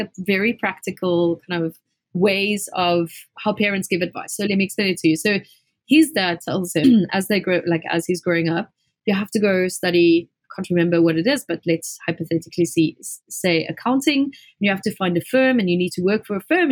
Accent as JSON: {"language": "English", "town": "Springs", "region": "Gauteng", "country": "South Africa", "tie": "born or raised there", "said": "So I come from a small town in South Africa. It's a really kind of like a mining town called Springs."}